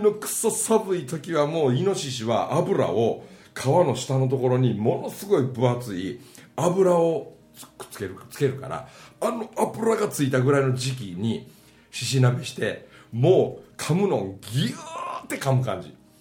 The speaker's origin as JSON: {"language": "Japanese", "area": "countryside near Matsusaka and Ise", "region": "Mie", "country": "Japan", "said": "俺らの田舎みたいなとこはね1時間半でやっと10万人の松坂市と伊勢市があるだけね"}